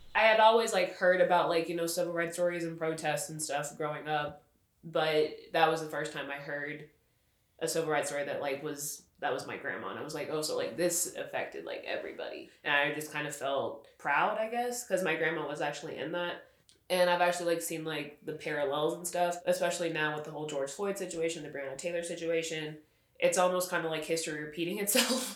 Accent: Lubbock, Texas, United States; Growing up in Lubbock

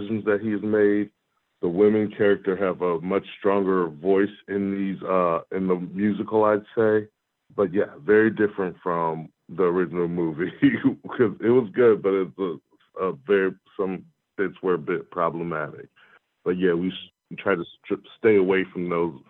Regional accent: Rochester, United States; my hometown of Rochester

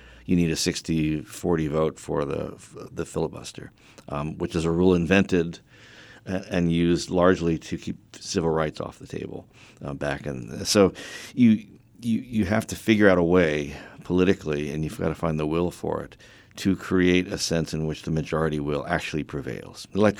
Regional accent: Delaware, United States; born there; also born or lived in Illinois / Vermont; now in North Carolina, United States; I've lived in, I think, 5 different states. And but I think of myself as an American. Yes, I'm a North Carolinian in the way I was a Chicagoan, the way I was a Vermonter for a short time, and a Delawarean by birth.

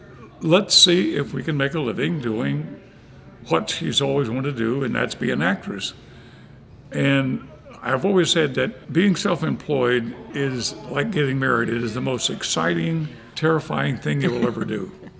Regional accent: Wauchula, Florida, United States; also born or lived in Sweet Gum Ridge, Alabama; we moved to Central Florida when I was probably 9 or 10 years old. So I actually grew up in Central Florida. So my roots are definitely Southern. I grew up in a little place called Wauchula, Florida, which again is in the middle of nowhere.

